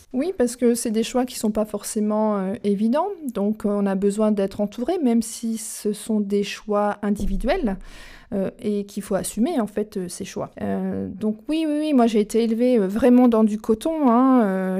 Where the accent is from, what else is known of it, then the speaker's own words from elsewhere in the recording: Charente, Nouvelle-Aquitaine, France; also born or lived in Auvergne; now in Normandy, France; Je suis euh, charentaise de naissance et maintenant je suis normande d'adoption depuis 16 ans. Et entre deux, j'ai été auvergnate.